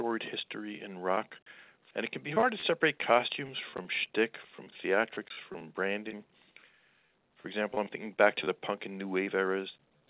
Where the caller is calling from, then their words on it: Croton-on-Hudson, New York, United States; calling from Croton, New York